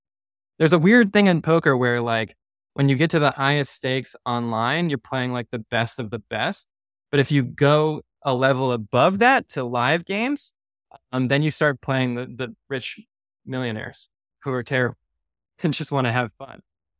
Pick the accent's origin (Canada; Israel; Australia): Canada; Montreal, Quebec; now in United States; And then when I came from Montreal, I was playing underground games in Manhattan